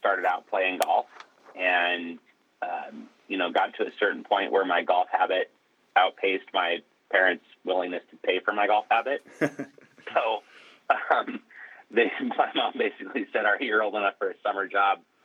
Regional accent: Coos Bay, Oregon, United States; moved away as an adult; growing up in Coos Bay, Oregon, started working at Coos Country Club

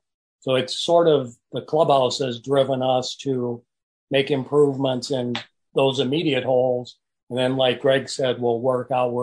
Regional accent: Bettendorf, Iowa, United States; I've worked for the city of Bettendorf, which happens to be my hometown where I graduated from high school

